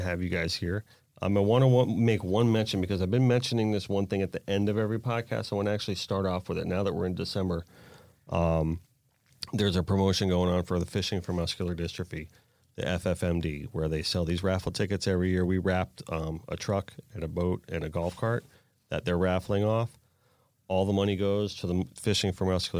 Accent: East Coast of Florida, United States; also born or lived in Sarasota, Florida; I grew up here on the East Coast

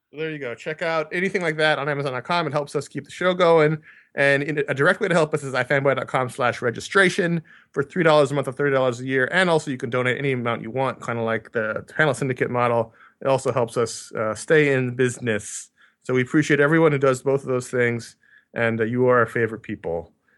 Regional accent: New York City, New York, United States; I grew up in New York City

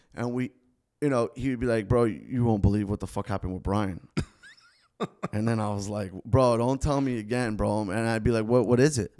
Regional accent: Davie, Florida, United States; first language Spanish; English is a second language; growing up in Davie

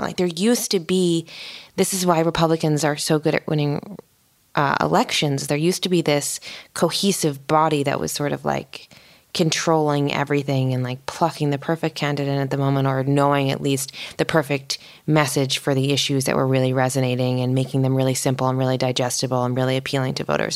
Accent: East Coast, United States; moved away as an adult; now in Los Angeles, United States; I grew up in the East Coast

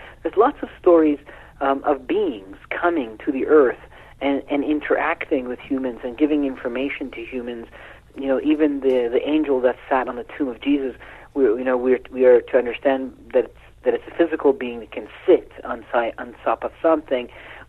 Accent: Iran; born there; You know, I was born in Iran, you know, so it's our collective ancestry.

